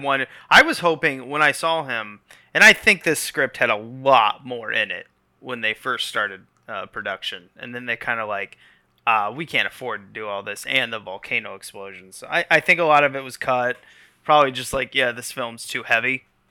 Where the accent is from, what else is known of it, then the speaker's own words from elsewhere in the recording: United States; as an American